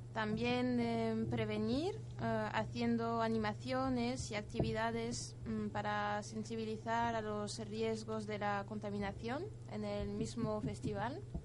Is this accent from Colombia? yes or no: no; France; Spanish is a second language; now in Spain